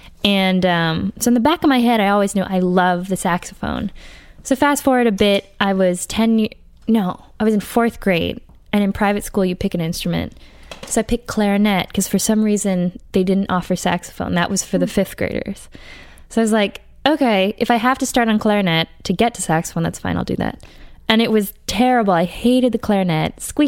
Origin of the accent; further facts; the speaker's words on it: Brookline, Massachusetts, United States; No, I'm from Brookline, Massachusetts.